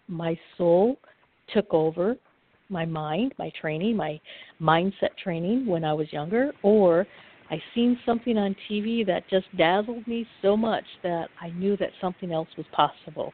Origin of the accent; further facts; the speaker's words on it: Upper Michigan, United States; I'm from Upper Michigan